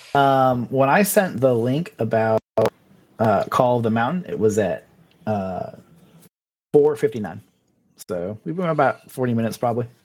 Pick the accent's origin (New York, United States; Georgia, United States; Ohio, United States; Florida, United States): Florida, United States; South; moved away as an adult; I grew up in South Florida